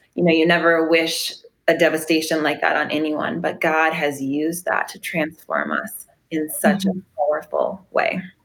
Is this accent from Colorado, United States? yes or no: yes; Arvada, Colorado, United States; moved away as an adult; now in Paradise, United States; We grew up in um, Arvada, Colorado